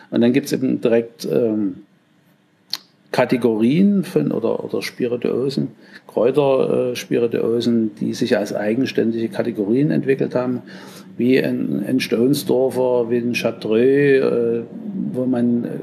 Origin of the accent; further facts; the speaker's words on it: Saxony, Germany; accent: Saxon; wir haben ja hier bei uns, man hört ja, ich bin Sachse